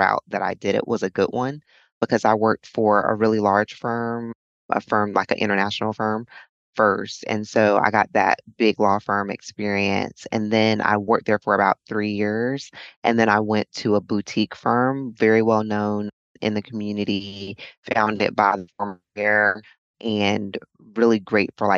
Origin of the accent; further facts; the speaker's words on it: Charlotte, North Carolina, United States; now in Fort Myers, United States; I'm from Charlotte, North Carolina.